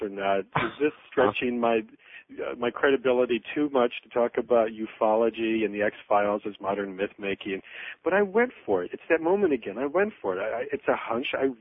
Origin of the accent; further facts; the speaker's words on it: Michigan, United States; I was at the drive-in in my hometown